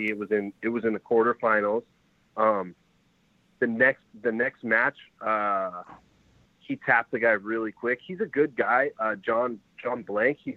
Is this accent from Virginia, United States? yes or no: no; Fresno, California, United States; also born or lived in San Jose; I'm from Fresno, but um, I'm training here in San Jose